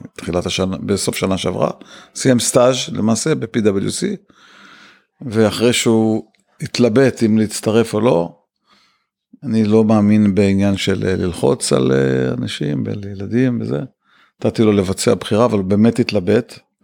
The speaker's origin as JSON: {"language": "Hebrew", "town": "Ramat Gan", "region": "Tel Aviv District", "country": "Israel", "tie": "born or raised there", "also_born_or_lived": "Bnei Brak / Kfar HaYarok", "said": "אני גדלתי ברמת גן, בני ברק רמת גן לסירוגין, אבל בגיל 13 וקצת עברתי לכפר הירוק"}